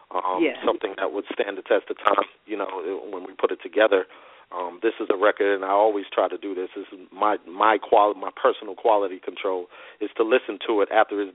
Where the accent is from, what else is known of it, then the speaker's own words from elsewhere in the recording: Brockton, Massachusetts, United States; moved away as an adult; also born or lived in Boston, Massachusetts / Pachuta, Mississippi; now in Huntsville, United States; So I was born originally in Brockton, Massachusetts, which is about 25 miles south of Boston. And my family is from Pachuta, Mississippi, which is about 25 miles south of Meridian.